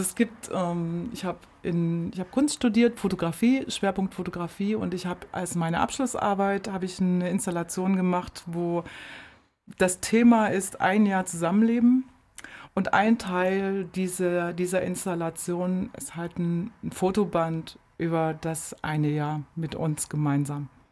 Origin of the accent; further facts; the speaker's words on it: Germany; moved away as an adult; bin in der DDR geboren